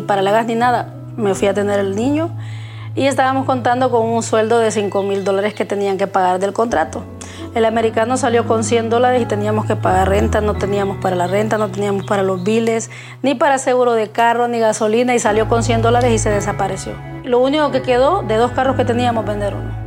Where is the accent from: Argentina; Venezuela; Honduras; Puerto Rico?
Honduras; moved away as an adult; now in United States; no me identificaron nunca como hondureña siempre creían que era mexicana